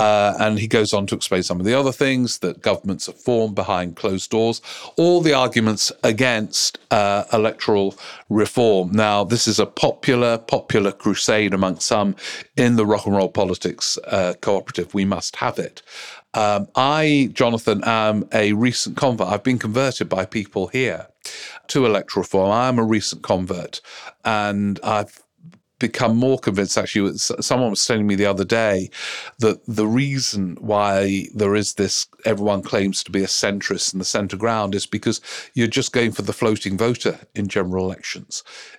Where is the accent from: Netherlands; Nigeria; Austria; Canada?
Austria; English is a second language; now in United Kingdom; I moved to Britain in 1996. So it's been a while and quite a few elections and political dramas. I'm from Austria, which doesn't allow dual citizenship.